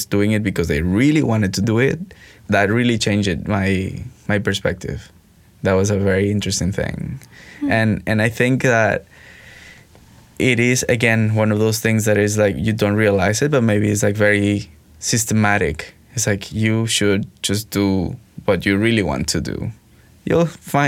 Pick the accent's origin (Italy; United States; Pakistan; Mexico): Mexico; moved away as an adult; now in Montreal, Canada; growing up in Mexico